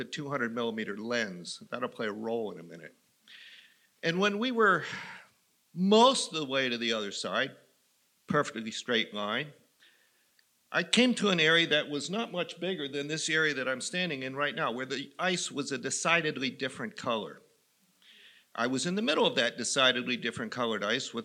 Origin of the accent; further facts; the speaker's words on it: Western Maryland, United States; I grew up in Western Maryland.